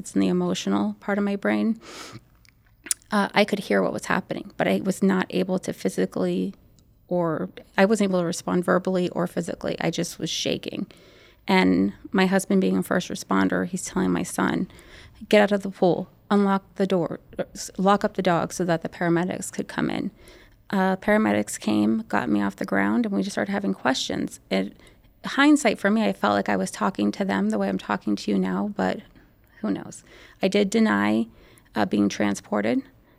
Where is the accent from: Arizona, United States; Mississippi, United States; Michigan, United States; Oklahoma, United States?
Arizona, United States; I'm from Arizona